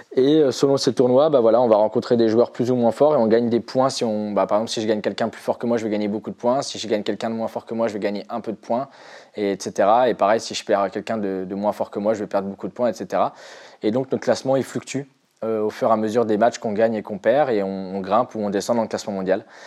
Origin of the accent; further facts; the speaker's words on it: near Nantes, Pays de la Loire, France; je suis originaire de Loire-Atlantique à côté de Nantes